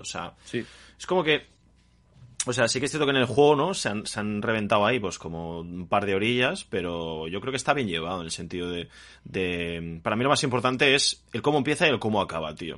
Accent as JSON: {"language": "Spanish", "country": "Spain", "tie": "born or raised there"}